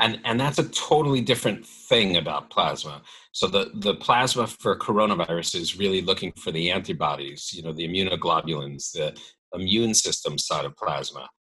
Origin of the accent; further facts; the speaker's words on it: New York City, New York, United States; I lived in New York. I grew up in New York City